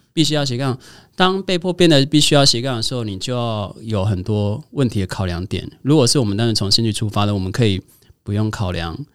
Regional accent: Kaohsiung, Taiwan; 我是高雄人，我应该多了解高雄一点

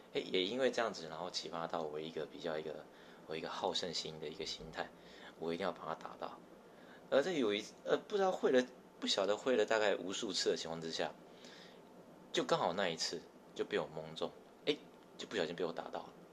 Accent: Tamsui, New Taipei, Taiwan; 这个时候我家是住在淡水

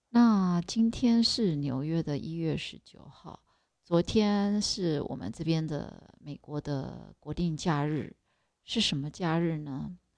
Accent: Taiwan; moved away as an adult; also born or lived in New York, United States; 我是台湾人

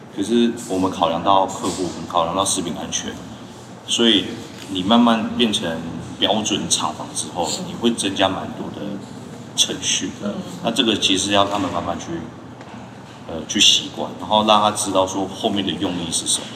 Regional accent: Taiwan; 我们台湾人

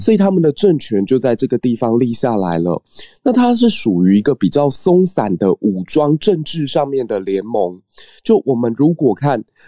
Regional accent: southern Taiwan, Taiwan; moved away; 是我们南部的汉人 或说南部的这个泉州人，我们真的都称原住民为嘎雷亚

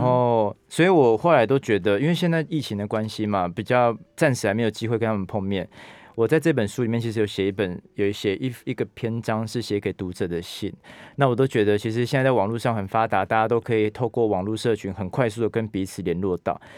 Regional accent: Taitung, Taitung County, Taiwan; moved away as an adult; also born or lived in Taipei / United States; 因为我是台东长大的孩子嘛

